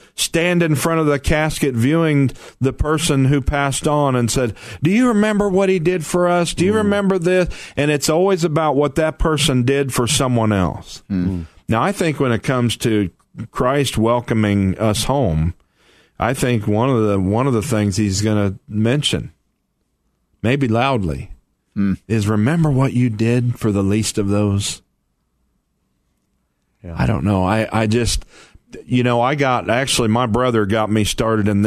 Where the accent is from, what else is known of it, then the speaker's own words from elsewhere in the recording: Missouri, United States; moved away; I'm from Missouri